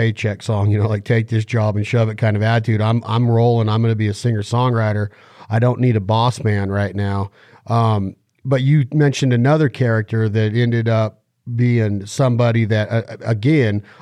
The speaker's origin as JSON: {"language": "English", "region": "Western United States", "country": "United States", "said": "I'm from the Western United States, right? So I didn't grow up around a whole slew of what was going on in the Alabamas and the Georgias"}